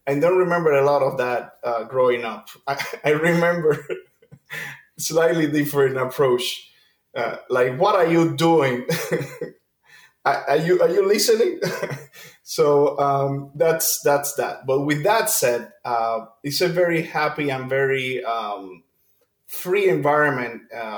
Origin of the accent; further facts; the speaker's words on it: Cuba; In Cuba, you have to do an audition to even start music at the elementary level.